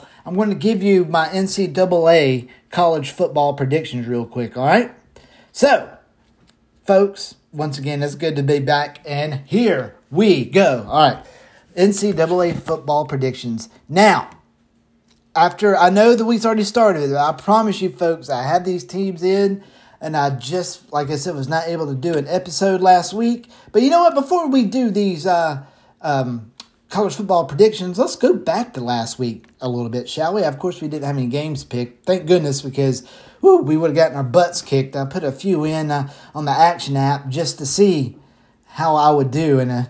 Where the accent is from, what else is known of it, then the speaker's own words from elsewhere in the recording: Macon, Georgia, United States; the Mercer Bears from my hometown, by the way, Mercer, of Macon, Georgia.